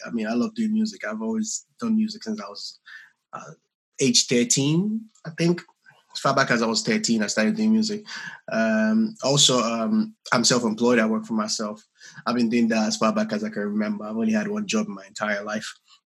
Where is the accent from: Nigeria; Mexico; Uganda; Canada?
Nigeria; also born or lived in London; I'm from Nigeria, also from Nigeria as Debbie. I grew up a little bit in Southeast London.